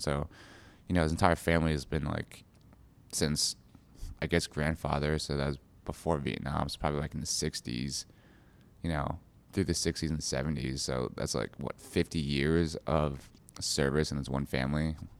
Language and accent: English; United States; my parents were immigrants, so I was, I was born in America. But, you know, growing up, my parents would always take us back to China